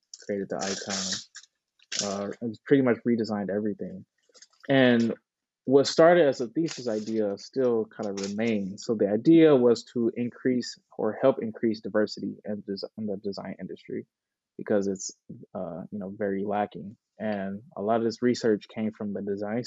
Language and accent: English; Detroit, Michigan, United States; I was born and raised in Detroit, the east side of Detroit, graduated from Detroit Public Schools